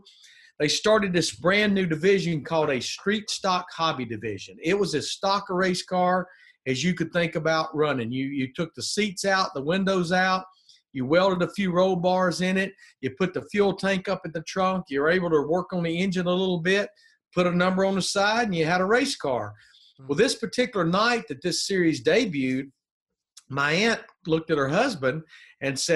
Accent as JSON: {"language": "English", "town": "Birmingham", "region": "Alabama", "country": "United States", "also_born_or_lived": "Charlotte, North Carolina", "moved": "as an adult", "said": "I'm from Birmingham, Alabama, an only child"}